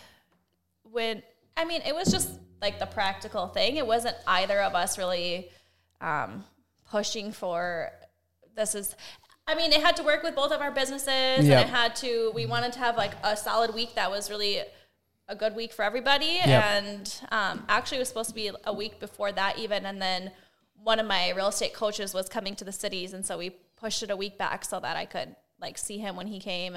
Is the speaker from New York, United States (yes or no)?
no; Wisconsin, United States; I'm from Wisconsin